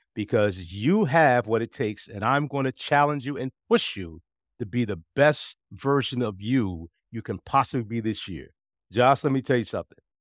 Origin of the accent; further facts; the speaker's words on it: New Jersey, United States; moved away as an adult; also born or lived in Fort Meade, Maryland; now in Virginia, United States; when I was growing up in New Jersey, I was not encouraged to be involved with the community